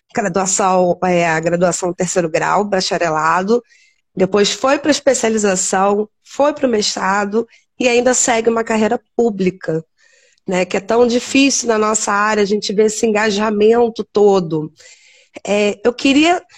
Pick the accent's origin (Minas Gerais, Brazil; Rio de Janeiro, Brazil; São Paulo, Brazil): Rio de Janeiro, Brazil; Teresópolis; somos aqui de Teresópolis, nos formamos aqui